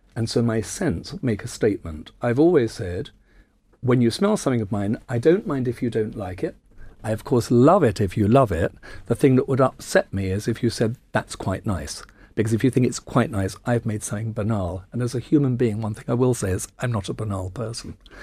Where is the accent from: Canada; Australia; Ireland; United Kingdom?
United Kingdom; I'm very proud that I'm British